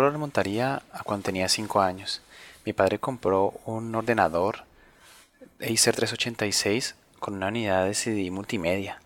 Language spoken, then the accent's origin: Spanish; Colombia; now in Spain; aquí en España, que es donde conozco además de donde, de donde soy, que es Colombia